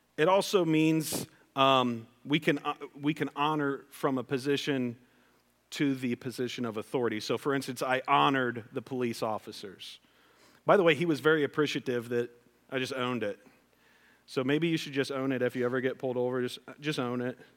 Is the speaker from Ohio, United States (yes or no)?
yes; West Liberty, Ohio, United States; I grew up in West Liberty, Ohio